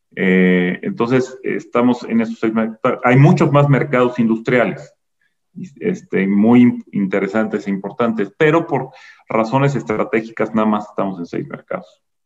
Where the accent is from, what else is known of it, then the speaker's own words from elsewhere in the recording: Mexico; somos mexicanos